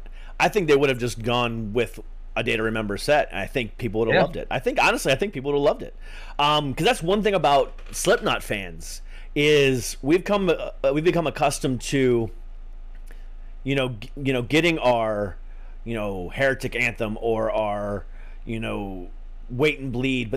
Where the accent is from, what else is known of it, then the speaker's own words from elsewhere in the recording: Ohio, United States; also born or lived in Florida; I'm not originally from Florida. I'm originally from Ohio, but I spent majority of my life in Florida.